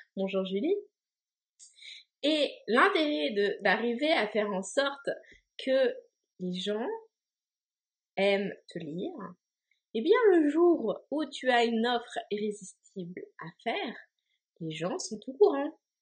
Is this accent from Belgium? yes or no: no; France; moved away as an adult; now in Montreal, Canada; je suis une Française installée à Montréal